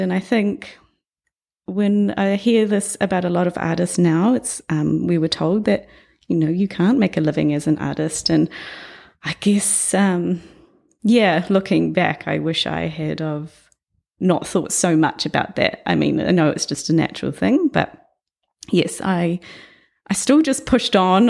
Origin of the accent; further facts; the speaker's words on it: New Plymouth, Taranaki, New Zealand; I was born in New Plymouth, um, grew up there for the first ten years of my life